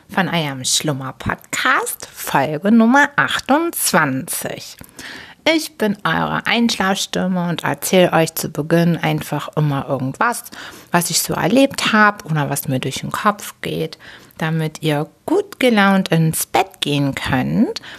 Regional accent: Hamburg, Germany; born there; Als gebürtige Hamburgerin, als Hamburger Dern war mir nicht bewusst, dass man in der Elbe wirklich so richtig baden kann.

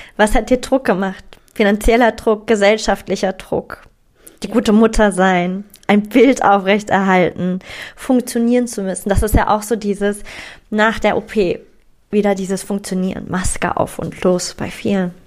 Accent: Frankfurt, Hesse, Germany; ich komme aus Frankfurt, das ist eine Stadt mit ganz viel männlicher Energie

